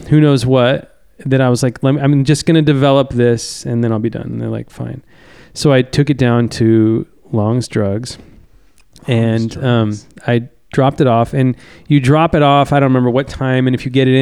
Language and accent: English; Lakeport, California, United States; also born or lived in Santa Barbara, California; I grew up in Lakeport, which is in Lake County